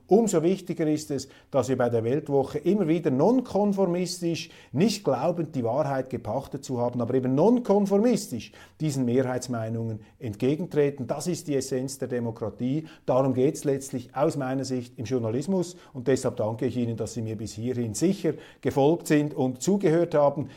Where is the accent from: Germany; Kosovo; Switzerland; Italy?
Switzerland; als Schweizer